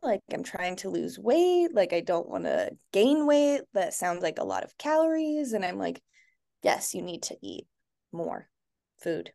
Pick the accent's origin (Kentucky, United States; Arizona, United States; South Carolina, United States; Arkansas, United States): Arizona, United States; Litchfield Park; I grew up in Arizona. I grew up actually in Litchfield, which is where I live now with my son and husband.